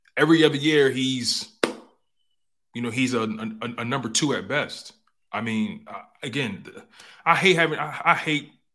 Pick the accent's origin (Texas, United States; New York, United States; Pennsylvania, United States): Pennsylvania, United States; Philadelphia; I grew up in Philadelphia, born and raised North Philadelphia